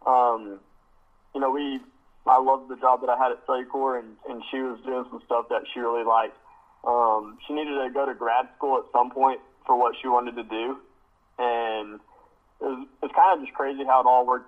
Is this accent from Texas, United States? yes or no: yes; Abilene, Texas, United States; also born or lived in College Station; I'm from Abilene